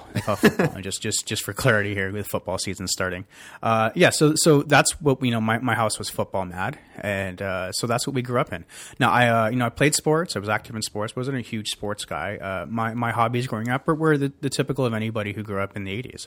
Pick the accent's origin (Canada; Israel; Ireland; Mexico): Canada; Toronto, Ontario; also born or lived in Glasgow, Scotland / Calgary; where I grew up in Scarborough was Maldron